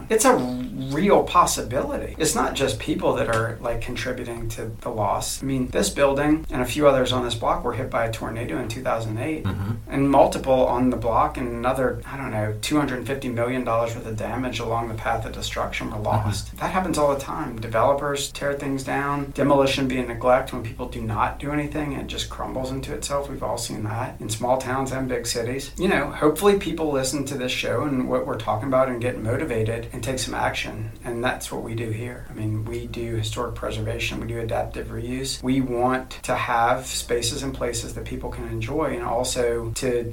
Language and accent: English; New Orleans, Louisiana, United States; moved away; also born or lived in Atlanta; growing up in New Orleans